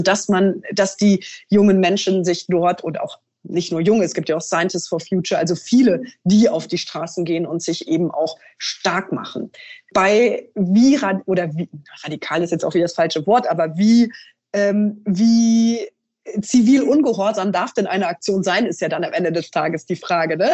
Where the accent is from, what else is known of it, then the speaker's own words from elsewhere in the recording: Trier, Rhineland-Palatinate, Germany; in meiner Heimat